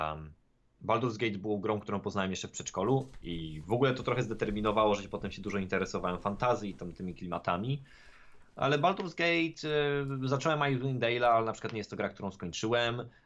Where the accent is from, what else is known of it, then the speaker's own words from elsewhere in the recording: Sieradz, Łódź Voivodeship, Poland; moved away; mojego rodzinnego miasta, w którym wtedy oczywiście żyłem